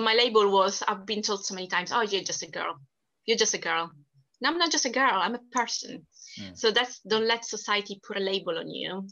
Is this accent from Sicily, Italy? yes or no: yes; Sicily, Italy; accent: Italian; English is a second language; moved away as an adult; now in United Kingdom; I was born and raised in Sicily, which is the furthest south of Italy.